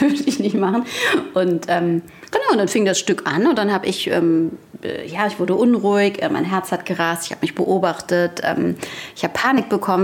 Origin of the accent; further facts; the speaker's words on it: Frankfurt am Main, Hesse, Germany; accent: Hessian; moved away as an adult; now in Hamburg, Germany; ich komme ursprünglich aus Frankfurt am Main